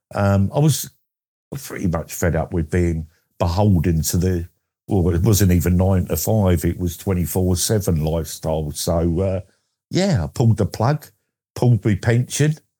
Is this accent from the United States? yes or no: no; Essex, East of England, United Kingdom; I'm from Essex in England